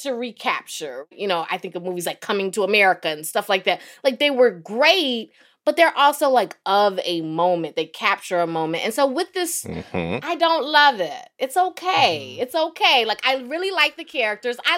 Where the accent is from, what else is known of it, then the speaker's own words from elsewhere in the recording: the South, United States; I was from the South